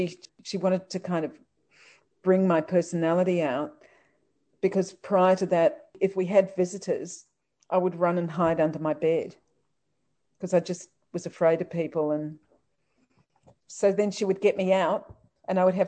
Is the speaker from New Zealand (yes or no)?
yes; New Zealand; I was born in New Zealand